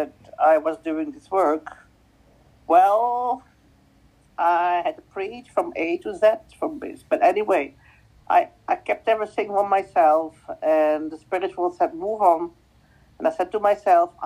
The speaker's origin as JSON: {"language": "English", "country": "Belgium", "first_language": "Dutch", "second_language": "English", "said": "my native language is Dutch"}